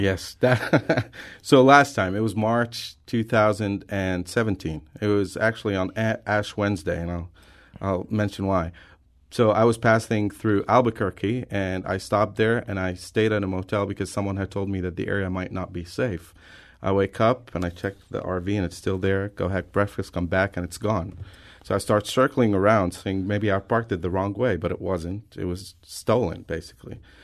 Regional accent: Lebanon; I'm from Lebanon, the country

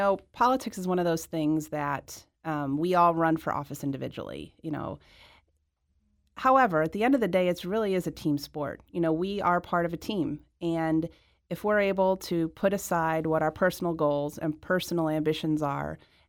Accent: Midwest, United States; And I was really excited as a Midwesterner to see another Midwesterner come to D.C.

